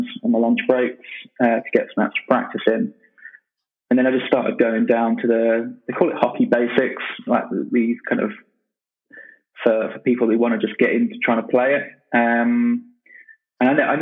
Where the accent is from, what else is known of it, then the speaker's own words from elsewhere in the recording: United Kingdom; also born or lived in Manchester; As a Brit